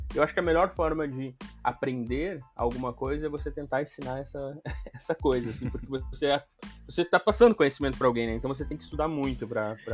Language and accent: Portuguese; São Gabriel, Rio Grande do Sul, Brazil; a cidade onde eu, onde eu cresci, que é São Gabriel, que é no estado do Rio Grande do Sul, eu sou gaúcho